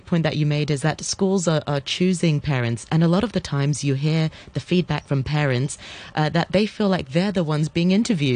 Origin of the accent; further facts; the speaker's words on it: Hong Kong; I was born and bred in Hong Kong